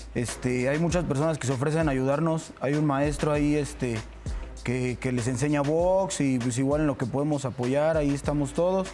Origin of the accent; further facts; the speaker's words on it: Mexico City, Mexico; hay personas que somos de Tepito